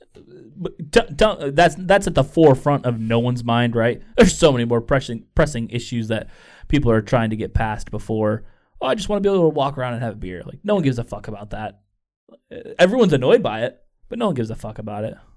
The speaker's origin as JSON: {"language": "English", "town": "Chicago", "region": "Illinois", "country": "United States", "said": "I'm from Chicago"}